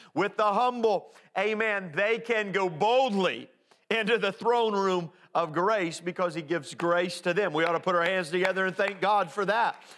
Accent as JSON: {"language": "English", "town": "Indianapolis", "region": "Indiana", "country": "United States", "tie": "born or raised there", "said": "growing up in Indianapolis"}